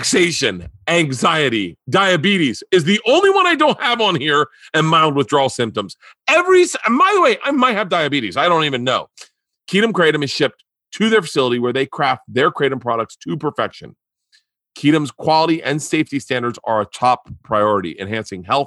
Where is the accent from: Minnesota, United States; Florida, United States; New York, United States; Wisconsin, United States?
Florida, United States; growing up in Florida, you know everything about wrestling.